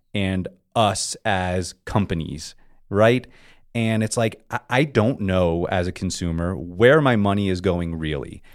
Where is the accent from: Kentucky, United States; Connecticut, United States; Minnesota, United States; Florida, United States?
Florida, United States; South; moved away as an adult; now in California, United States; I grew up in South Florida, and my outdoor community was on the sea